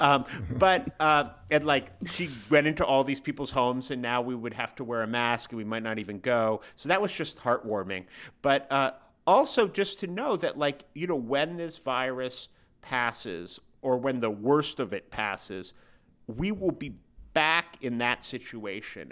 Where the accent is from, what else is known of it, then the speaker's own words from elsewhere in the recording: San Francisco, California, United States; San Francisco, which is my hometown